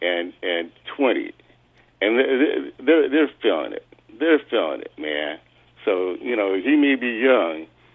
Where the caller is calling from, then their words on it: Temecula, California, United States; I'm calling from Temecula.